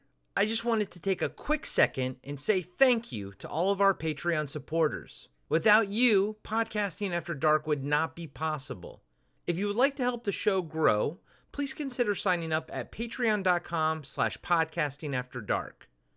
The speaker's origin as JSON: {"language": "English", "region": "Maryland", "country": "United States", "moved": "yes", "lives_now": "Eugene, United States", "said": "I'm originally from Maryland, hence the Baltimore Ravens cap"}